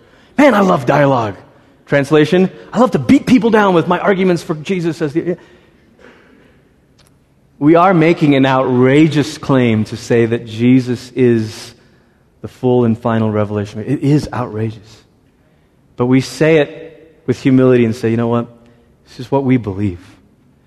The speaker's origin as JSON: {"language": "English", "country": "Malaysia", "tie": "born or raised there", "said": "I grew up in Malaysia"}